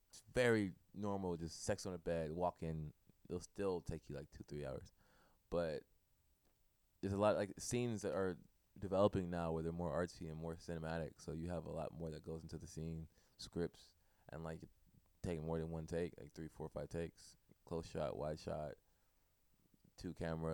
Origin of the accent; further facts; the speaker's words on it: Inglewood, California, United States; I'm from Inglewood, California. Cool. Born and raised.